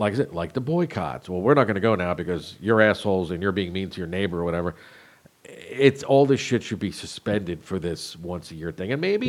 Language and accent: English; Jersey Shore, New Jersey, United States; I grew up on the Jersey Shore